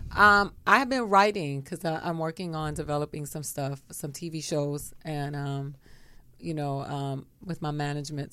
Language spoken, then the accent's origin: English; Miami, Florida, United States; moved away as an adult; also born or lived in Tallahassee, Florida; now in Los Angeles, United States; I grew up in Florida. I grew up in Miami, Florida